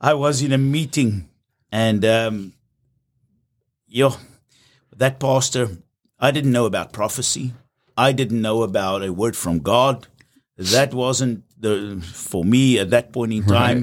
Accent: South Africa; I'm from South Africa

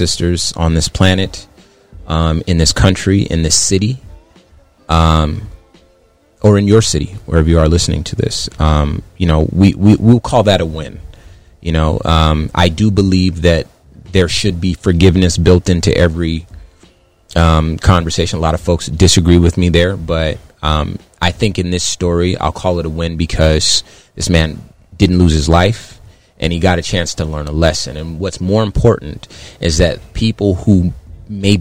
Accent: Phoenix, Arizona, United States; also born or lived in California; I call myself from Phoenix, but I was born in California

